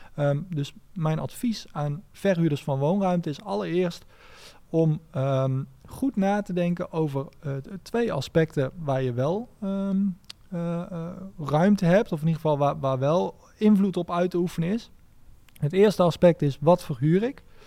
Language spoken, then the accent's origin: Dutch; Nijmegen, Gelderland, Netherlands; Ik, ik kom uit Nijmegen